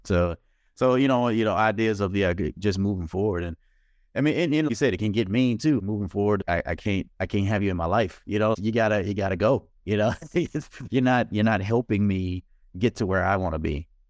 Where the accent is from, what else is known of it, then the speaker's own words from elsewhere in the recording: Mississippi, United States; I'm from Mississippi